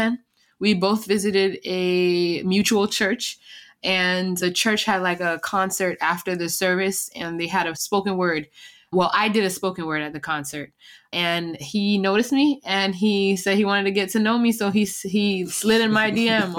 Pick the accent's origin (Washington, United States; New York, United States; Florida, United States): Florida, United States; Miami; also born or lived in Jamaica; now in Tampa, United States; I'm here in Tampa, Florida, raised in Miami, Jamaican descent, though I was born in Jamaica.